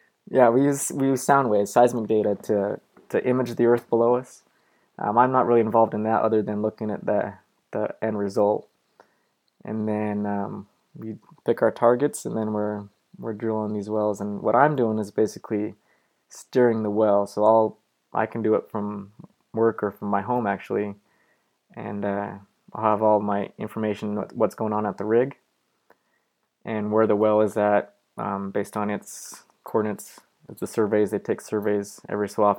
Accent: Green River, Utah, United States; also born or lived in Bakersfield, California; now in Pittsburgh, United States; I grew up in Green River, Utah, which is a tiny, small town

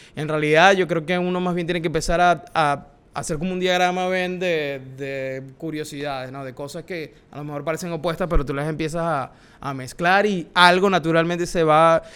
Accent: Maracaibo, Zulia, Venezuela; now in New York, United States; Soy venezolano, como les dije. Tengo el privilegio de haber nacido en Maracaibo.

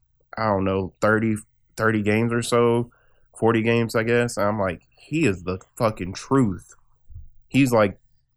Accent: Dallas, Texas, United States; born there; That's funny because I was born in Dallas.

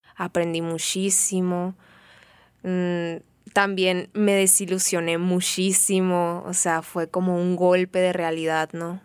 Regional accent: Benjamín Hill, Sonora, Mexico; also born or lived in Hermosillo / Mexico City; Yo crecí en un pueblo, en Benjamin Hill, Sonora, un pueblo ferrocarrilero

